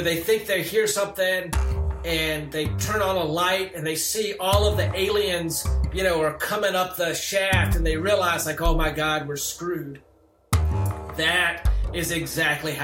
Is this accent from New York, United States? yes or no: no; Lancaster, South Carolina, United States; moved away; In my hometown, I mean, it's a very cotton mill town, you know. I think when I was growing up, there were probably 12 stoplights in the town